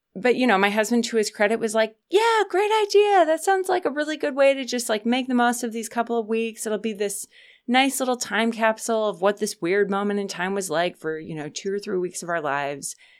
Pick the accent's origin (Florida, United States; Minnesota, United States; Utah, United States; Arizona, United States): Minnesota, United States; Minneapolis; where I grew up in Minneapolis is now a suburb, but when I was a kid, it was farmland everywhere.